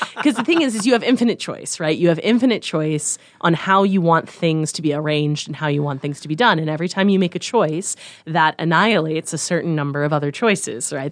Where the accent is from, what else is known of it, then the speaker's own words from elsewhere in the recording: Harvard, Nebraska, United States; moved away as an adult; also born or lived in Missouri; now in Omaha, United States; I grew up in a little town right by Hastings, Nebraska, called Harvard, Nebraska.